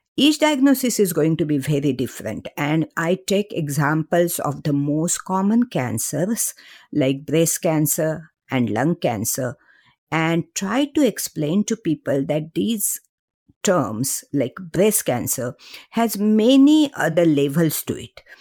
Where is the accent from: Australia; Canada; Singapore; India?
India; Mumbai, Maharashtra; moved away as an adult; I grew up in Mumbai, uh, middle class family